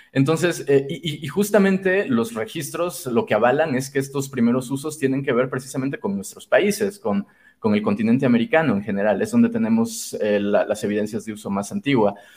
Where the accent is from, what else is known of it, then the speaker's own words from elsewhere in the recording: Chiapas, Mexico; also born or lived in Mexico City; now in San Cristóbal de las Casas, Mexico; nací en Ciudad de México, pero prácticamente eh, crecí y me formé en, en, Chiapas, que es el estado sur de México